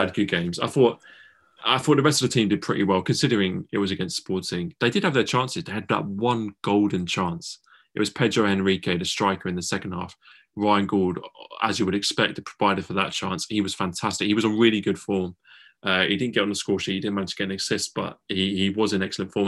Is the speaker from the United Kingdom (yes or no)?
yes; England, United Kingdom; we're two English boys